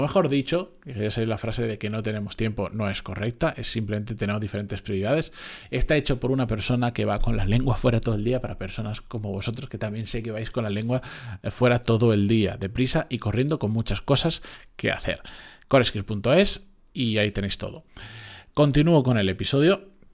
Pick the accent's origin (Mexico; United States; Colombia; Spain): Spain; que decimos aquí en España